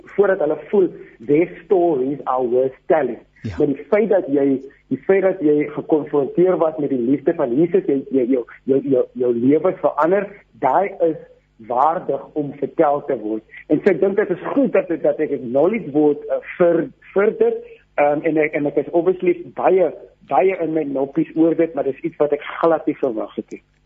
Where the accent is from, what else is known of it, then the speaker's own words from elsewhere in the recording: Grabouw, Western Cape, South Africa; Ek het in Grabouw groot geword